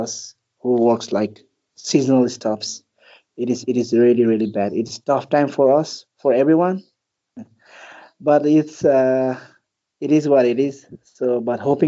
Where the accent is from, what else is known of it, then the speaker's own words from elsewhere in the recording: Manang district, Annapurna region, Gandaki Province, Nepal; also born or lived in Kathmandu, Nepal; Nepal is my hometown. It's a country, and a specific birthplace of mine is in the Annapurna region, where the most famous trails like Annapurna Circuit. Annapurna region. So that's where I was born and raised. It's in Manang district.